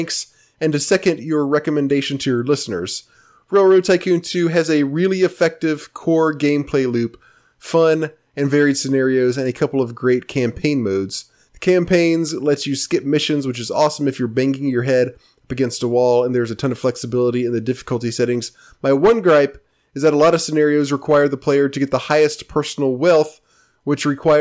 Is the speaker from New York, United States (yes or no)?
no; Memphis, Tennessee, United States; I grew up in Memphis